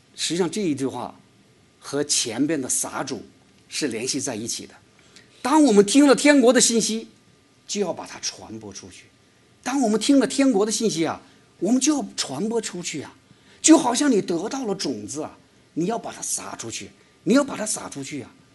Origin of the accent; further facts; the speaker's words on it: China; moved away; 我是中国来的